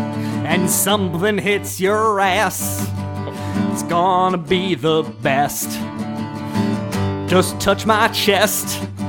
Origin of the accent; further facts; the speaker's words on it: New York, United States; Jones Beach is actually, I grew up on Long Island